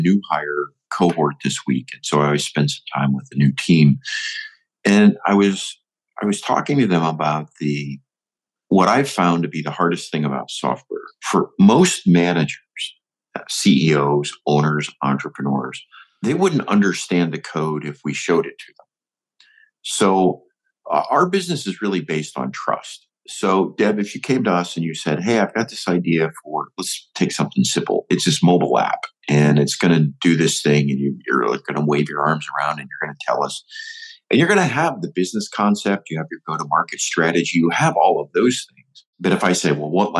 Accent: Northwest Ohio, United States; also born or lived in Michigan; I'm an Ohio boy, and I grew up in Northwest Ohio

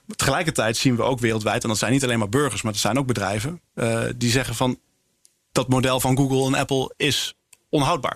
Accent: Netherlands; als Nederlanders en als Europeanen

